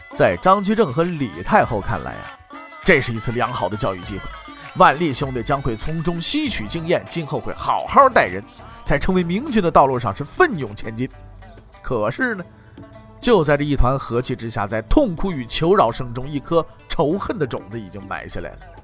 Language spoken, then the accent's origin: Chinese; Northeast China, China; 我们东北那边